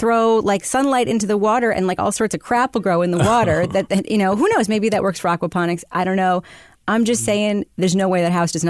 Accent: United States; It's, look at me. I'm so American.

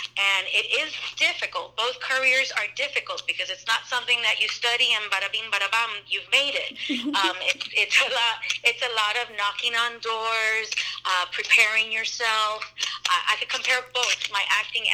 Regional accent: Miami, Florida, United States; moved away as an adult; also born or lived in Los Angeles; now in New Smyrna Beach, United States; I was born and raised in Miami, and my family is Cuban

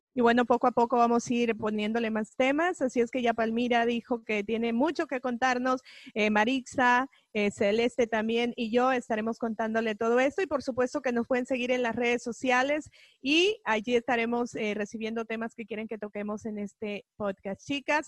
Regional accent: El Salvador; now in United States; salvadoreña, vivo 25 años aquí en este país

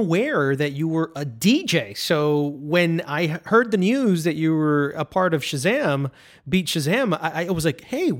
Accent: New York, United States; I'm from New York

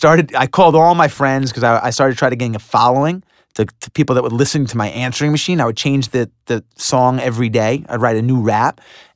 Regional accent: Long Island, New York, United States; Well, I grew up in Long Island.

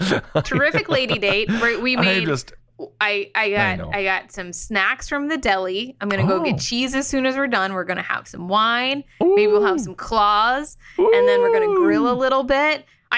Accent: Florida, United States; We got married in Key West because I'm from Florida.

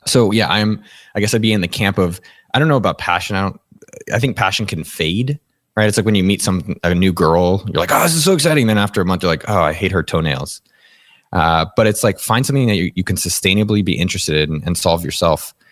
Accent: San Jose, California, United States; born and raised in San Jose, California, representing the four oh eight

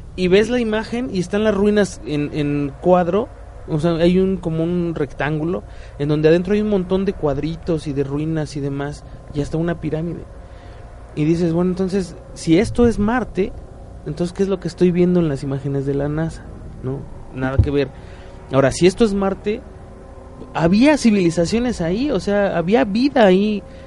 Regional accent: Mexico; como mexicano promedio

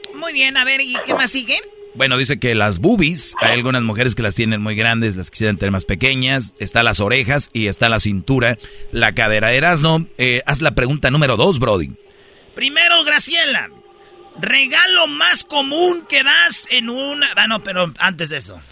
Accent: Mexico; los mexicanos somos únicos

